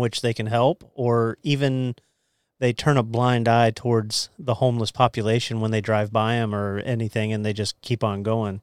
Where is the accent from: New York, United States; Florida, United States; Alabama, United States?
Florida, United States; Titusville; When I was growing up in Central Florida, uh, my mom, we would go to Temple Baptist down in Central Florida